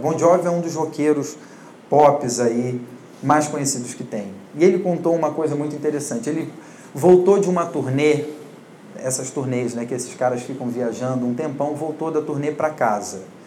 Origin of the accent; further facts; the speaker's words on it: Rio de Janeiro / Niterói, Brazil; moved away as an adult; now in São Paulo, Brazil; sou do Rio de Janeiro, né, e trabalhava com isso lá, mas sou filho de pastor, pastor de uma igreja relativamente grande, e nasci na igreja, cresci na igreja